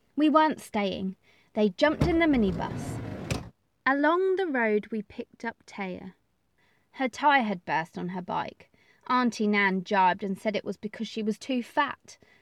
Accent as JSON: {"language": "English", "region": "England", "country": "United Kingdom", "said": "We are from England."}